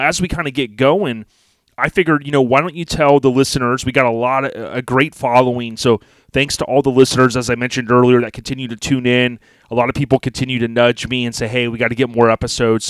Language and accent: English; Florida, United States; I grew up in Florida, so I'm accustomed to it